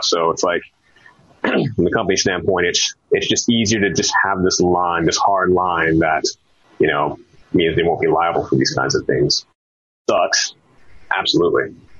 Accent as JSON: {"language": "English", "region": "Texas", "country": "United States", "also_born_or_lived": "Richmond, Virginia", "moved": "yes", "said": "I'm from Texas, so played a lot of football"}